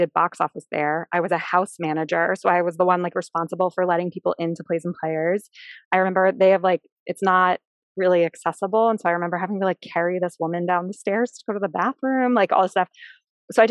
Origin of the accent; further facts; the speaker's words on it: Philadelphia, Pennsylvania, United States; also born or lived in California; I was born in California, but moved here to Philadelphia when I was like 8 weeks old. So I grew up in Philadelphia